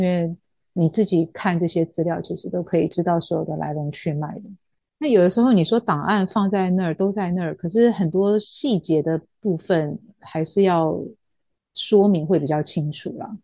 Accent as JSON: {"language": "Chinese", "country": "Taiwan", "said": "那我们台湾这边就是情敌法嘛"}